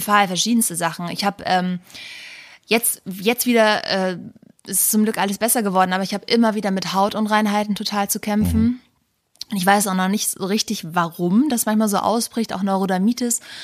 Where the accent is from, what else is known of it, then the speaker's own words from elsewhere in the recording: the North, Northern Germany, Germany; bei uns im Norden